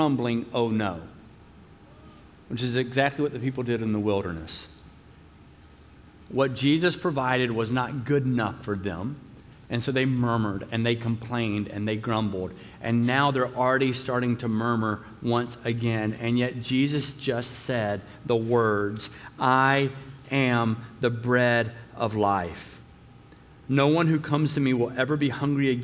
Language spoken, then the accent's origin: English; the South, United States; I'm from the South